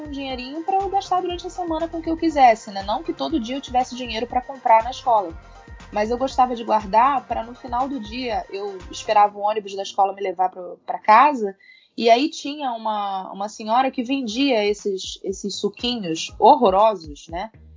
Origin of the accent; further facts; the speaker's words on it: Rio de Janeiro, Brazil; Eu sou do Rio